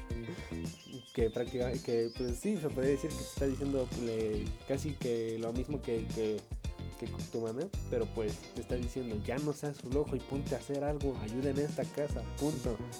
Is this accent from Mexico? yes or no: yes; Valle de Bravo, State of Mexico, Mexico; yo soy de Valle de Bravo